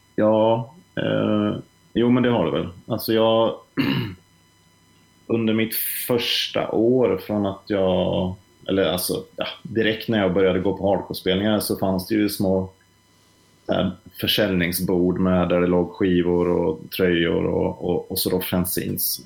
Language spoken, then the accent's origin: Swedish; Trollhättan, Västra Götaland, Sweden; jag kom ju från Trollhättan som ligger nära Vänersborg